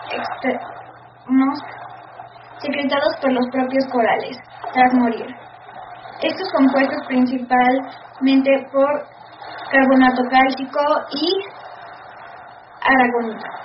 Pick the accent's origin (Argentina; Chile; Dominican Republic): Chile; soy una científica chilena que dedica su tiempo a la investigación de los arrecifes de coral